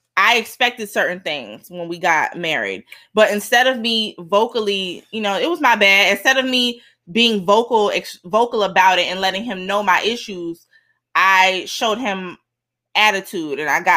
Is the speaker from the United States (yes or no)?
yes; Miami, Florida, United States; And I'm Miami from Miami.